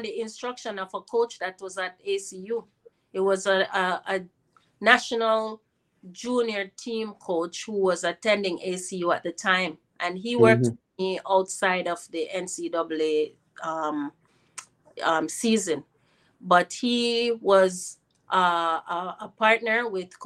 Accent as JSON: {"language": "English", "country": "Jamaica", "also_born_or_lived": "United States / Canada", "moved": "yes", "said": "it was natural for me to return to my home country"}